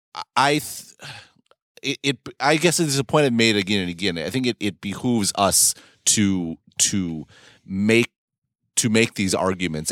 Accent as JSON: {"language": "English", "country": "United States", "moved": "yes"}